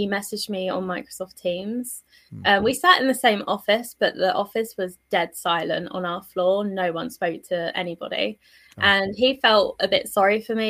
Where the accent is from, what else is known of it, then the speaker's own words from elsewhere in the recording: London, United Kingdom; I was born in South London. And yeah, I had a pretty normal upbringing